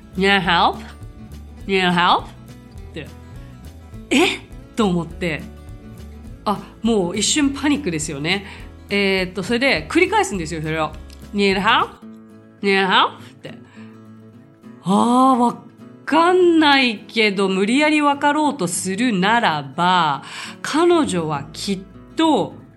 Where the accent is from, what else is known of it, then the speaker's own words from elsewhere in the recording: Japan; I'm Japanese